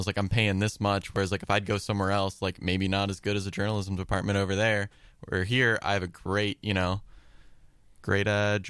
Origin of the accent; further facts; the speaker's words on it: Champion, Ohio, United States; I'm from the area. I'm from Champion. So, you know, I've always been around, you know, the Youngstown area.